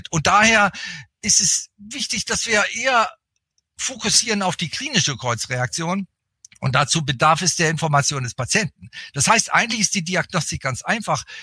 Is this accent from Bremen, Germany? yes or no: yes; Bremen, Germany; now in Berlin, Germany; ich bin eigentlich kein richtiger Berliner, auch wenn ich jetzt schon viele Jahrzehnte in Berlin lebe, mit Unterbrechung. Ich bin eigentlich Bremer, komme aus Norddeutschland, also ein Fischkopf.